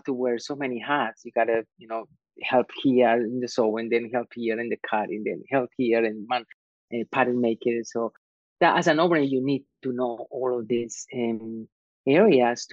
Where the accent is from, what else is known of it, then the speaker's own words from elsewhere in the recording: Medellín, Antioquia, Colombia; English is a second language; moved away as an adult; now in New York, United States; I was born in Medellin, Colombia, which is a textile industry mecca in Latin America. And my family also in the manufacturing business. So I grew up among fabrics and sewing machines and cutting.